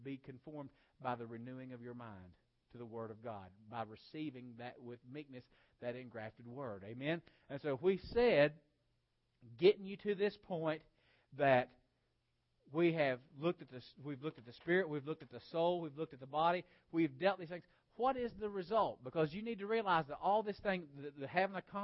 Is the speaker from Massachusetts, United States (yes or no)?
no; West Virginia, United States; I grew up in West Virginia